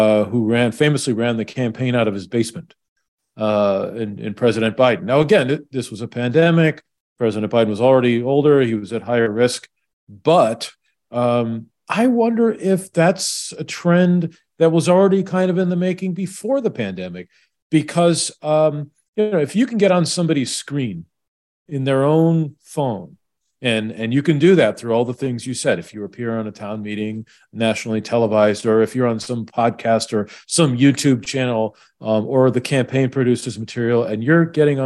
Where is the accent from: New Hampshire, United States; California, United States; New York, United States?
New Hampshire, United States; someone growing up in New Hampshire